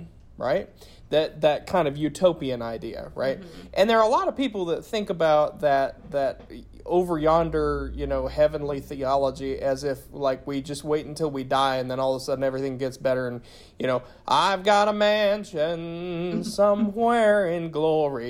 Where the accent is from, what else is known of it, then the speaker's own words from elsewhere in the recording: Appalachia, United States; being an Appalachian and a lifelong Christian